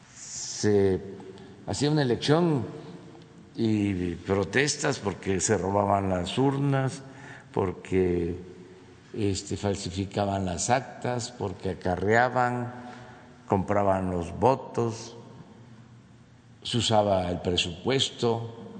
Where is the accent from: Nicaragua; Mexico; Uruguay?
Mexico; como mexicanos